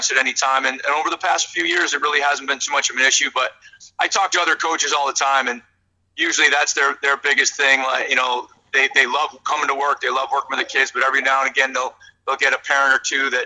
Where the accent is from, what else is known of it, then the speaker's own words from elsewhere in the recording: Buffalo, New York, United States; moved away as an adult; I grew up in Buffalo, I'm a Buffalo Sabre fan